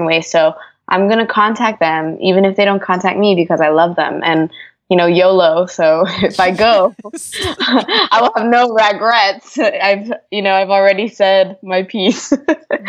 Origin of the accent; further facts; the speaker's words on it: California, United States; moved away as an adult; now in Atlanta, United States; I'm in Atlanta and I've been here now the past 4 years, but I'm originally from California